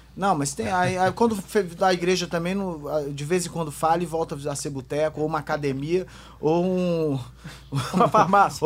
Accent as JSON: {"language": "Portuguese", "region": "Espírito Santo", "country": "Brazil", "said": "Eu sendo capixaba, canela verde"}